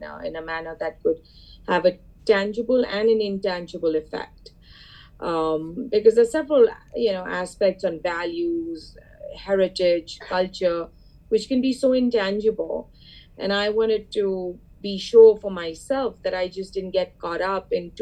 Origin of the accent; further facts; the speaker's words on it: India; moved away as an adult; now in Boston, United States; my family and I, we go back, we're from India